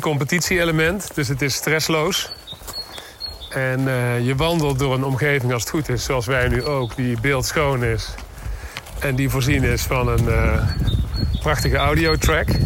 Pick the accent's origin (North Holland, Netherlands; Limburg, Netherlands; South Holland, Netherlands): Limburg, Netherlands; ik uit Limburg kom